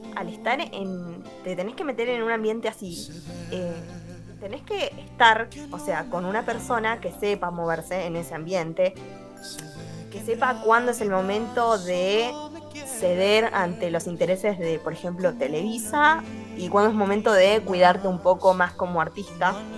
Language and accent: Spanish; Argentina; nosotros acá en Argentina